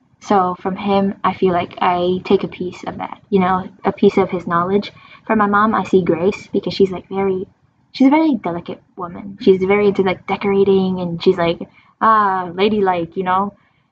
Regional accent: Michigan, United States; born or raised there; also born or lived in New York

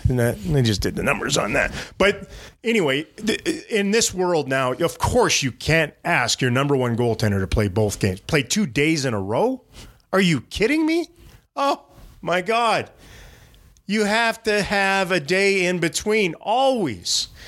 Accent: Canada; moved away; I'm from Canada

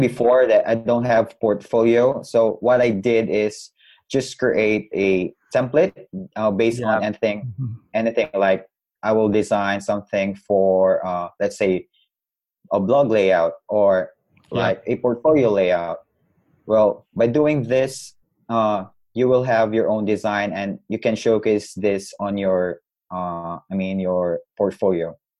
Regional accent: Butuan, Caraga, Philippines; I'm from Butuan City, Philippines

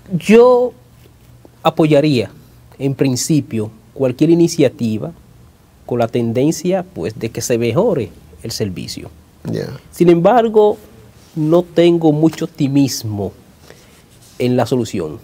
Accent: Dominican Republic; moved away; en la República Dominicana, en mi país

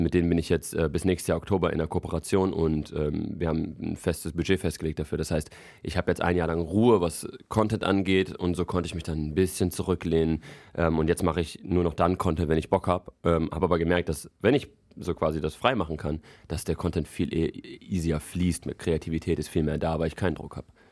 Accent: Frankfurt, Hesse, Germany; now in Berlin, Germany; Ich komme ja eigentlich aus Frankfurt

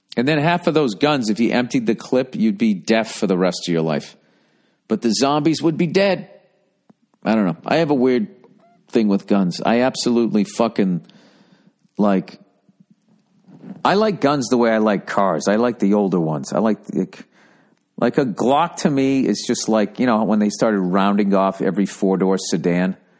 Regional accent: United States; as an American

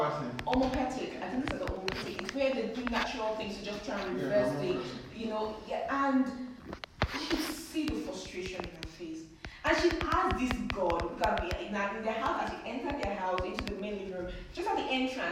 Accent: India; I'm from India

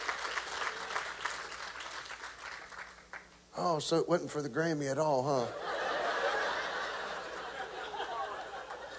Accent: Beaver Dam, Kentucky, United States; accent: country; growing up in Beaver Dam, Kentucky, we didn't have very many TV stations

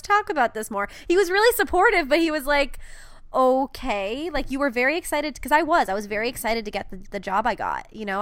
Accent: New Hampshire, United States; University of New Hampshire, um, in my, my home state

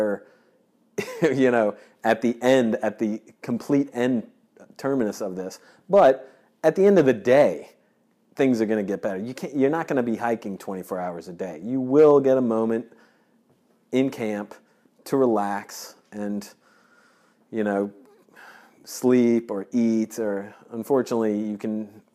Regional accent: Georgia, United States; I grew up in Georgia

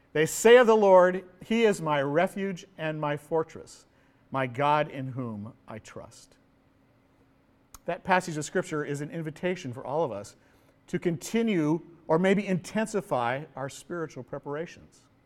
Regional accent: Pasadena, California, United States; moved away as an adult; now in Honolulu, United States; I was born and raised in California

